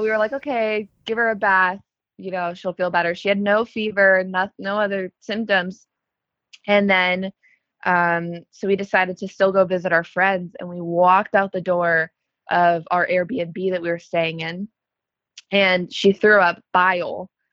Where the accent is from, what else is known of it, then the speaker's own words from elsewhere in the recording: Chicago, Illinois, United States; also born or lived in Los Angeles; I'm from Chicago. Um, I lived in LA at one point. Went back to Chicago